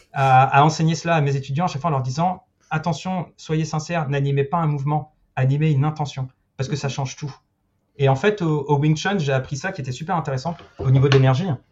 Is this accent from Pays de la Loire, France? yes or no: no; Paris, Île-de-France, France; moved away as an adult; also born or lived in Australia / Luxembourg / England / Spain; en tant que Parisien